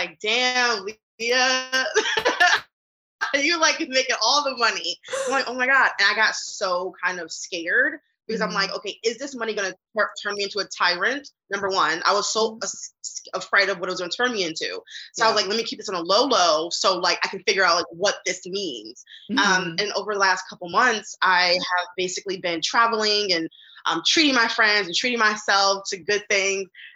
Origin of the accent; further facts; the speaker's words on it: Detroit, Michigan, United States; now in New York City, United States; I am from Detroit and currently in New York City trying to make something of myself